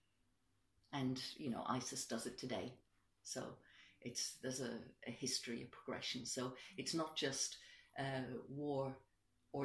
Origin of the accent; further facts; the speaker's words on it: Ireland; also born or lived in Streatham, London; now in London, United Kingdom; I'm an immigrant myself. I'm Irish. I've lived here for a long time, but nonetheless, I am an immigrant